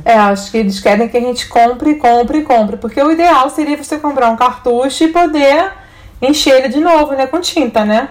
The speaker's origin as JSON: {"language": "Portuguese", "region": "Rio de Janeiro", "country": "Brazil", "tie": "born or raised there", "said": "Na minha época de criança, adolescente, hum. a gente tinha outono no Rio de Janeiro."}